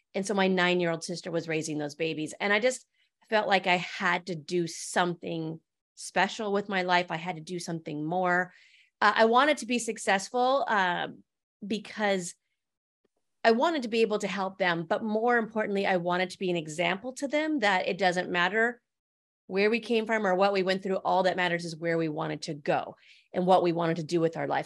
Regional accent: Medicine Lake, Montana, United States; also born or lived in California; I grew up in Medicine Lake, Montana

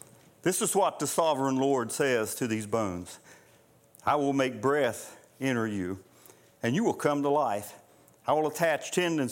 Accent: Nellis, West Virginia, United States; Where I grew up in Boone County, just a little ways from where we lived, Armco Steel, many years ago, when Armco Steel had a mine at Nellis

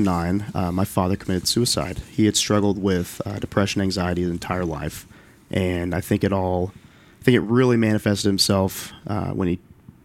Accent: Little Rock, Arkansas, United States; I grew up in Little Rock, Arkansas.

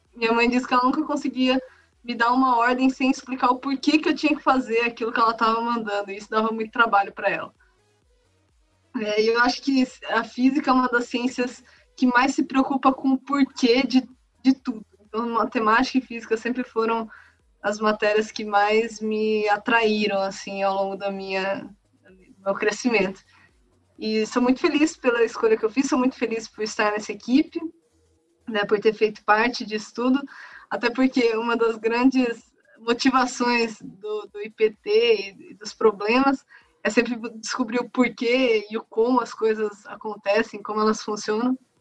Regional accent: Paulínia, São Paulo, Brazil; Sou aqui de Paulínia também, interior de, de São Paulo

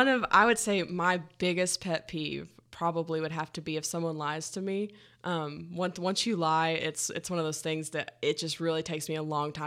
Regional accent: Oak Ridge, Tennessee, United States; So I grew up in Oak Ridge, Tennessee.

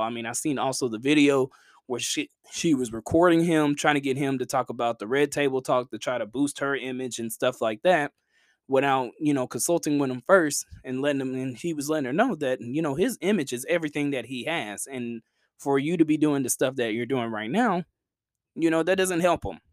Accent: Chattanooga, Tennessee, United States; my hometown team

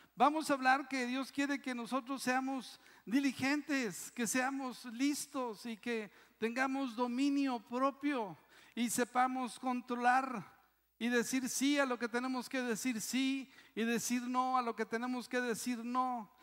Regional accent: Mexico; Eso sí somos bien mexicanos

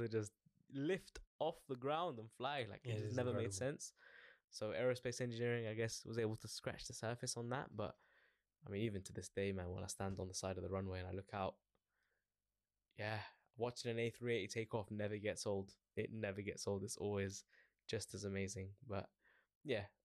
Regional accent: London, United Kingdom; I born and raised in Northwest London, so always sort of around the airport, Heathrow Airport specifically

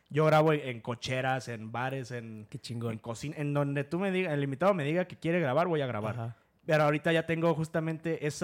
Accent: Comonfort, Guanajuato, Mexico; moved away as an adult; also born or lived in Mexico City; now in Querétaro, Mexico

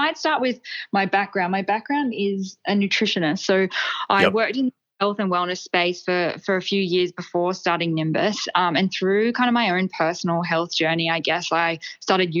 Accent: Queensland, Australia; also born or lived in Melbourne, Australia; now in Sydney, Australia; I'm from Queensland originally.

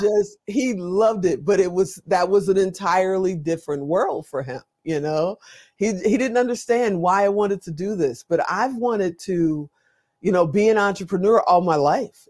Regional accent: Chicago, Illinois, United States; also born or lived in Gary, Indiana; I grew up on the south side of Chicago

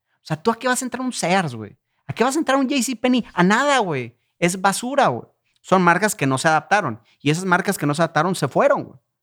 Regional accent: Irapuato, Guanajuato, Mexico; Yo soy de Irapuato.

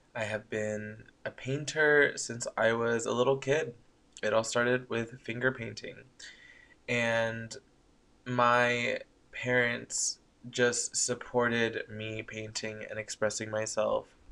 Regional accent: Coachella Valley, California, United States; moved away as an adult; also born or lived in Thousand Oaks, California; now in San Francisco, United States; they ended up moving down to the Coachella Valley, where I was raised

